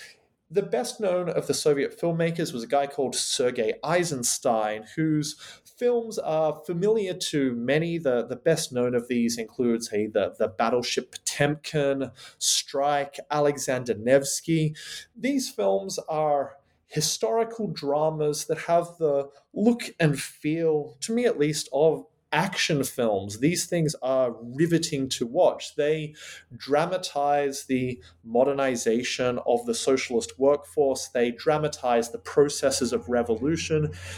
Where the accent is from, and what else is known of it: Australia; now in United Kingdom